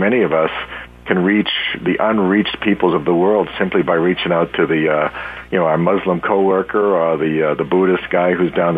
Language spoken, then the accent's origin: English; Boston, Massachusetts, United States; I'm from the Boston area all my life